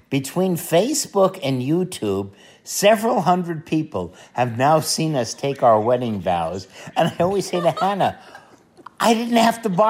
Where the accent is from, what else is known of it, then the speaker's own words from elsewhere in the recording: Dallas, Texas, United States; we're from Dallas, Texas.